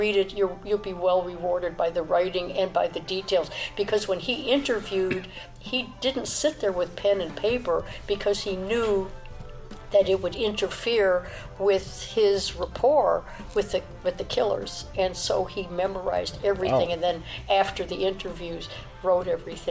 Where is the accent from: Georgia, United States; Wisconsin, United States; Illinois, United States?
Illinois, United States; Chicago; I was brought up in Chicago where you didn't see a lot of black people in my neighborhood